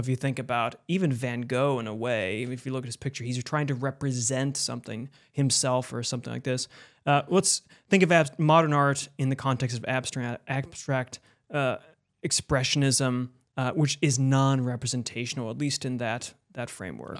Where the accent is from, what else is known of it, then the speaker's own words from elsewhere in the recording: Buffalo, New York, United States; I grew up in Buffalo, New York